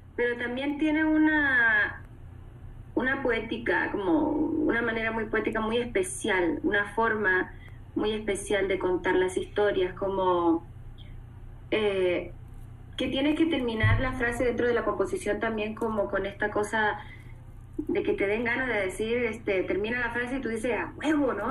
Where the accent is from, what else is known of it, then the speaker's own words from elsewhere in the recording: Chile; yo soy una chilena